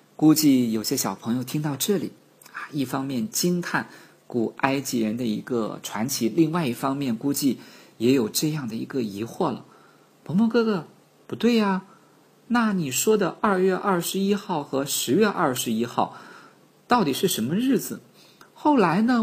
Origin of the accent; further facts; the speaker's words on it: China; 我们几个来自于中国的朋友